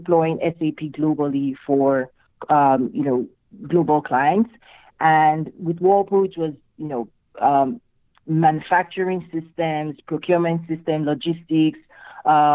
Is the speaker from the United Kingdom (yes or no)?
no; Nigeria; moved away as an adult; also born or lived in Michigan, United States; now in United States; I'm originally from Nigeria in West Africa